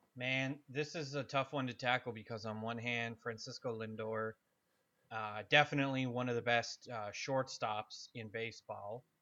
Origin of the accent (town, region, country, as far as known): Canada